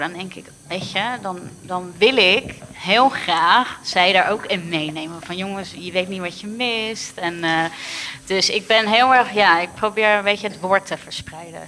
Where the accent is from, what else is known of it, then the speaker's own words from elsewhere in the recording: Rotterdam, South Holland, Netherlands; ik ben een Rotterdammer echt een hart en nieren